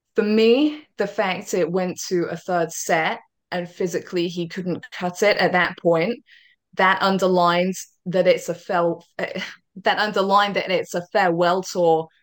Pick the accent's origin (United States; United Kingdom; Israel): United Kingdom; I'm a Brit